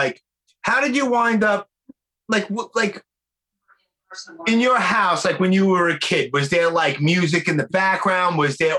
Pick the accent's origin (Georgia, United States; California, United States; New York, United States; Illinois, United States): New York, United States; New York City; being from like born and raised in Brooklyn on the East Coast